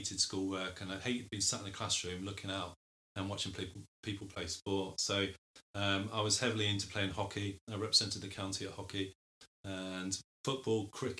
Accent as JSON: {"language": "English", "region": "South West England", "country": "United Kingdom", "tie": "born or raised there", "said": "So I'm originally from Devon. I call it Devon because my dad was in the army, so I travelled around the world a bit as a youngster, but we settled in Devon. I went to school there at Devon"}